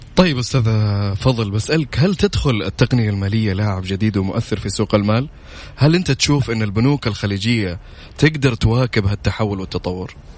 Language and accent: Arabic; Saudi Arabia; عندنا في السعودية